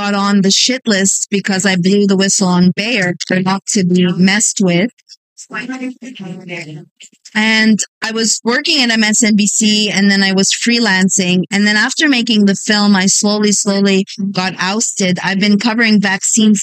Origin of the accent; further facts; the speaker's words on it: Montreal, Quebec, Canada; moved away as an adult; also born or lived in California; now in United States; I hail from Montreal, Canada